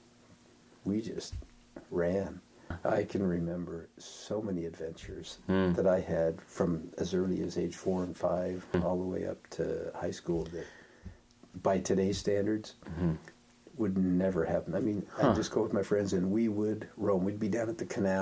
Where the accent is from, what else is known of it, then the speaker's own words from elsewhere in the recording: Denver, Colorado, United States; moved away as an adult; also born or lived in Ohio / Idaho Falls, Idaho / Merritt Island, Florida; I spent most of my growing up years in Denver